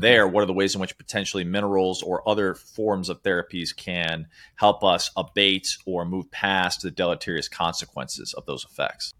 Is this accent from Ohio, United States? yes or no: no; Chicago, Illinois, United States; moved away; also born or lived in New York City / Sri Lanka; I grew up in Chicago, lived in New York City